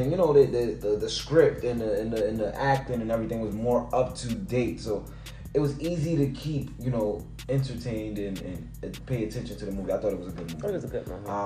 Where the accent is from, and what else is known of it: New York City, New York, United States